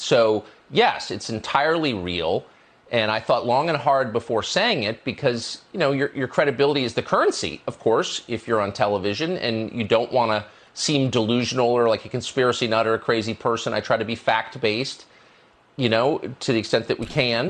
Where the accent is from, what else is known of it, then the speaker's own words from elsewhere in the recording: United States; I'm a 52 year old American citizen